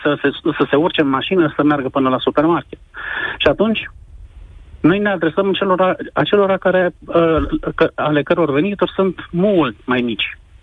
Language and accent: Romanian; Sibiu, Sibiu County, Romania; eu vă sunt din Sibiu